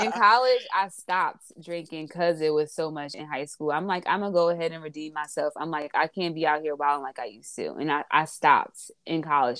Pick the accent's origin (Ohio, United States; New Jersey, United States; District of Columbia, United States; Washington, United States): New Jersey, United States; Newark; I'm from Newark